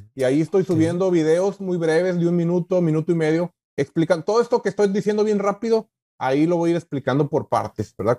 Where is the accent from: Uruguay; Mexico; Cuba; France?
Mexico; moved away as an adult; also born or lived in McAllen, Texas; now in United States; yo vengo de México, ¿verdad? Soy un migrante nuevo aquí en Estados Unidos, tengo cuatro años apenas